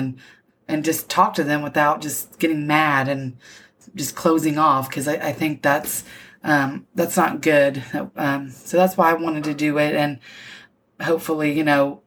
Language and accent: English; Indiana, United States; moved away as an adult; also born or lived in San Antonio, Texas; I grew up in Indiana in the Midwest.